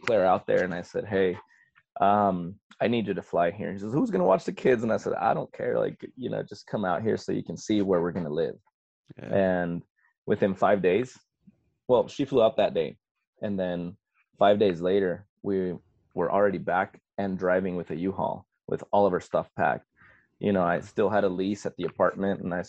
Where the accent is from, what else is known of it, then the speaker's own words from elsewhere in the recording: Ciudad Juárez, Chihuahua, Mexico; first language Spanish; English is a second language; also born or lived in El Paso, Texas / San Antonio, Texas / Pensacola, Florida; now in Florida, United States; I'm originally from El Paso, which is a border city with Ciudad Juarez. And so I grew up in Mexico, crossing the bridge every day to come to school in the States so I could learn English.